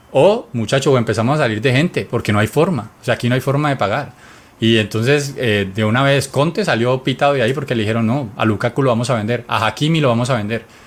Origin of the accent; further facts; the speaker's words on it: Colombia; Nosotros que somos colombianos